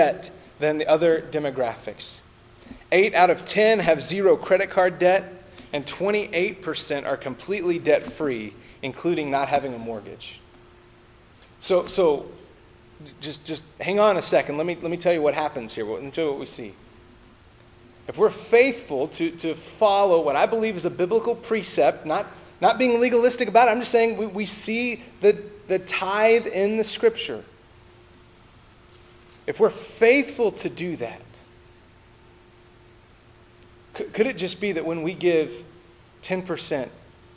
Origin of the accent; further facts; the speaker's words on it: United States; As American Christians